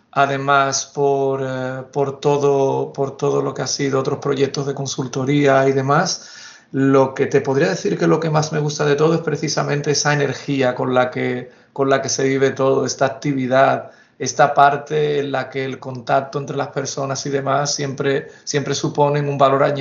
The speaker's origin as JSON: {"language": "Spanish", "town": "Seville", "region": "Andalusia", "country": "Spain", "tie": "born or raised there", "said": "Soy nacido y criado en Sevilla, donde cursé la carrera de, psicología"}